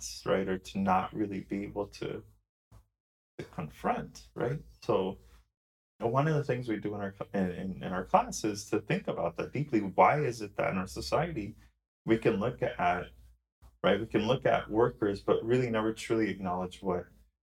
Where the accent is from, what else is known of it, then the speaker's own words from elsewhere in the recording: Orange County, California, United States; I grew up in Orange County